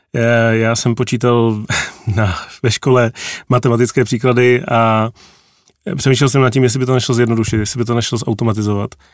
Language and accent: Czech; a village outside Prague, Central Bohemian Region, Czechia; já jsem vyrůstal na vesnici za Prahou